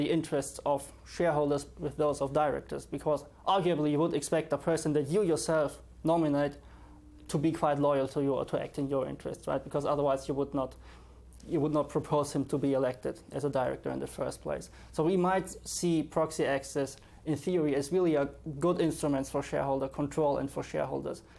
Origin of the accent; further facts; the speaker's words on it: Germany; moved away as an adult; now in London, United Kingdom; I'm from Germany.